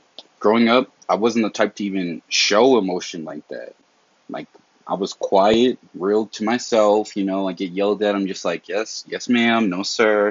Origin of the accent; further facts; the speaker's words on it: the South, United States; I'm from the South